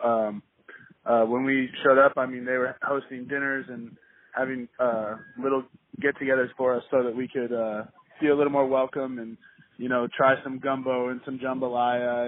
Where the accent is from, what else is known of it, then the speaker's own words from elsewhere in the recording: Kansas City, Missouri, United States; moved away as an adult; now in New Orleans, United States; I'm from Kansas City, Missouri